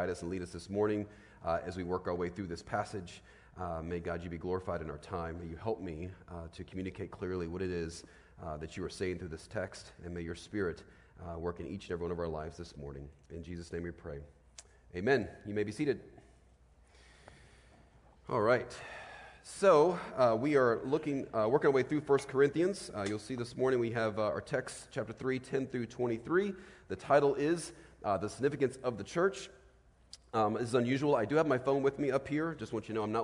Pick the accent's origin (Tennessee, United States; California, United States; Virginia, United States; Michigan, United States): Virginia, United States; As a kid, I grew up in Virginia